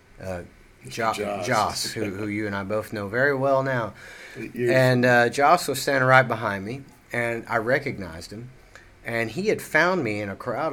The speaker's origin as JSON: {"language": "English", "town": "Seymour", "region": "Tennessee", "country": "United States", "tie": "born or raised there", "moved": "yes", "said": "I actually grew up in Seymour, you know, but that's just next to, that's in between Sevierville and Knoxville"}